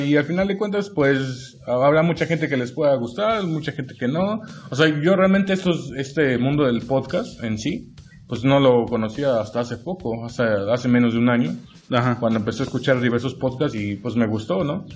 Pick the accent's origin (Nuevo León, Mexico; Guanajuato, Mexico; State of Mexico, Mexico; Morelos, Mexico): Morelos, Mexico; Yautepec; Soy de aquí, originario de aquí de Morelos. Em, para más específico, eh, nací en Yautepec, soy yautepense